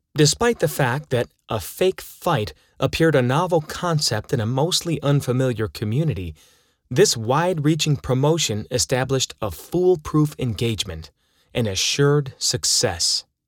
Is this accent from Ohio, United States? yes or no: yes; Toledo, Ohio, United States; Growing up in Toledo